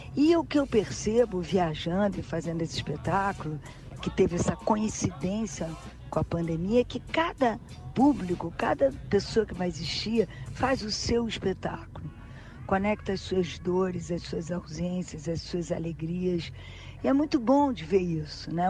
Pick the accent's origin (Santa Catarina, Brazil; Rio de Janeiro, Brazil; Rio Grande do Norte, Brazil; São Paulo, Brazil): Rio de Janeiro, Brazil; Eu sou super carioca, sabe? Gosto de ser. Eu sempre falo que antes de ser brasileira eu sou carioca